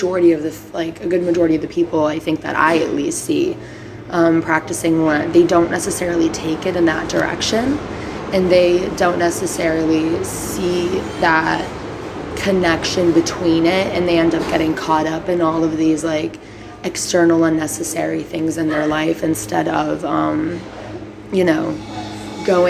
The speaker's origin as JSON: {"language": "English", "country": "Brazil", "moved": "yes", "lives_now": "United States", "said": "in Brazil, at least, it is the biggest week of the whole year. And on Good Friday, we have literal, like, play reenactments"}